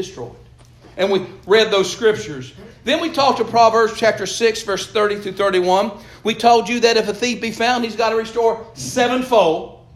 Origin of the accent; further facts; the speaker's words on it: Eastern Kentucky, United States; growing up in Eastern Kentucky